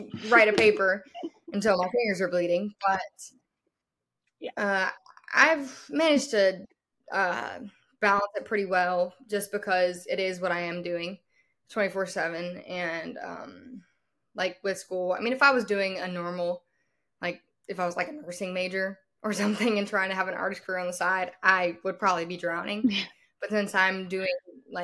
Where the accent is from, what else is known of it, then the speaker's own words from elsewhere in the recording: Louisiana, United States; moved away as an adult; also born or lived in Nashville; I'm from Louisiana. That's where I'm at right now for the summer